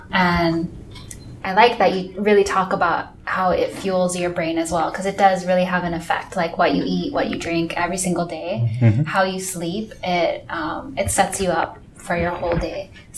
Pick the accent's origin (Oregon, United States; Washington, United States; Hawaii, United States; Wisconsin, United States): Hawaii, United States; growing up in Hawaii